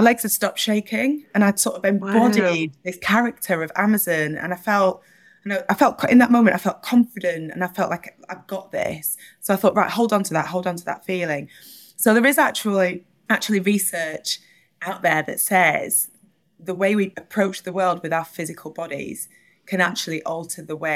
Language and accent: English; Burnley, North West England, United Kingdom; I grew up in Burnley in Northwest England